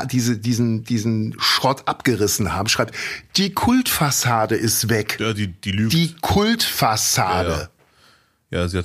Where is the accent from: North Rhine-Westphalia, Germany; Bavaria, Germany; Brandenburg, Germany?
North Rhine-Westphalia, Germany; Cologne; Also komm, ich, ich komme aus Ehrenfeld.